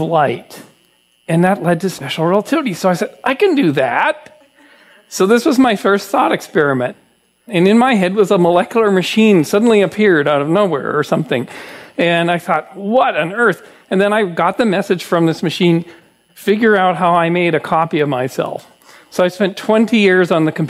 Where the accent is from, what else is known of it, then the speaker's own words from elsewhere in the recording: Kamloops, British Columbia, Canada; my hometown of Kamloops, British Columbia in Canada